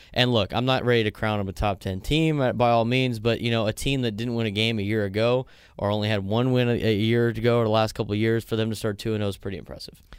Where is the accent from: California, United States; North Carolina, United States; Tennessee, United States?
California, United States; San Diego; I grew up in Scripps